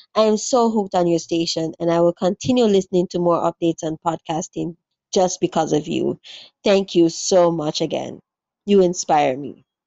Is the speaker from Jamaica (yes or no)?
yes; Jamaica; I'm a Jamaican podcaster